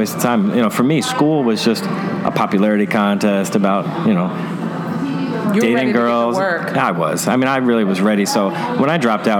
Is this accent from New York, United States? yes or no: yes; New York City, New York, United States; now in Tampa Bay area, United States; growing up in Brooklyn, New York